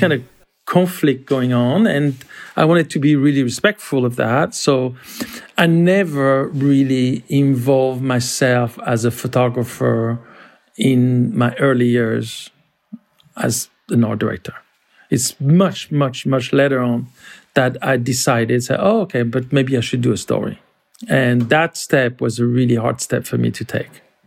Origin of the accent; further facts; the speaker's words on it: France; moved away as an adult; also born or lived in Paris; now in New York, United States; I grew up in France